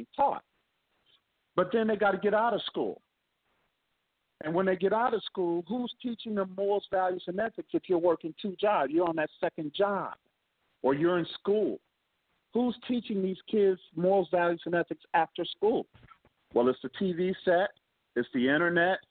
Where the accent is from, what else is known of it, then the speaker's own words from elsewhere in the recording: Akron, Ohio, United States; my hometown, by the way, Akron, Ohio